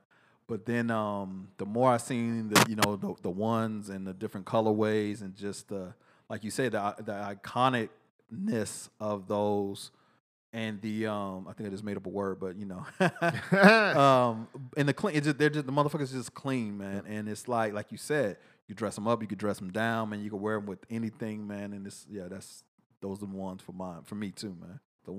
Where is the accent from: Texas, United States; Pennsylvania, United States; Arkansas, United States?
Texas, United States; Then I moved back to Texas and appreciate every fucking bit of it, man. I love Texas. I'm a Texan through and through.